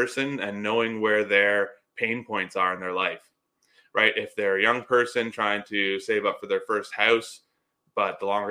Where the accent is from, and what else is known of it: Canada